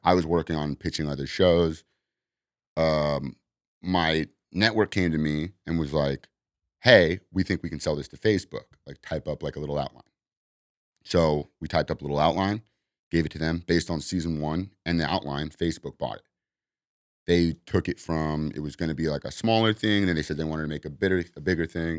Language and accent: English; Los Angeles, California, United States; also born or lived in Arizona; I'm from here. I grew up in Venice